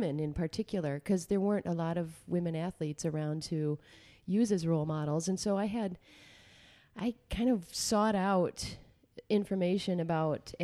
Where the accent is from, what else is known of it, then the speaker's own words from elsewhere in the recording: Alma, Michigan, United States; I grew up in a little farm town called Elma.